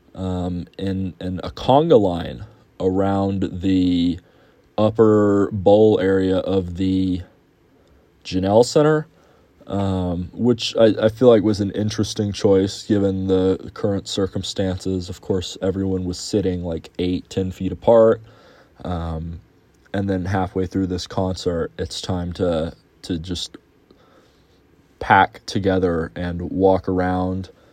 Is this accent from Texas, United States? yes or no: yes; Houston, Texas, United States; my hometown of Houston